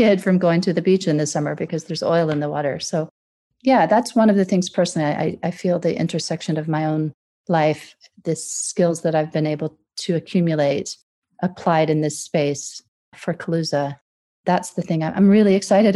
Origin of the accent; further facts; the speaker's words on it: Deep South, United States; moved away as an adult; also born or lived in Gulf of Mexico coast / San Francisco; now in London, United Kingdom; I'm American, as you can probably tell from my voice. And I grew up in the Deep South.